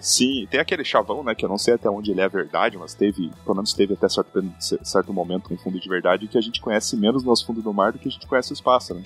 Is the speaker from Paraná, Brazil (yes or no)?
yes; Curitiba, Paraná, Brazil; moved away as an adult; now in New York, United States; Eu sou natural de Curitiba, morei basicamente minha vida inteira em Curitiba, no Brasil, e ano passado, no começo do ano passado, eu migrei para os Estados Unidos. Eu vivo e trabalho hoje em Nova York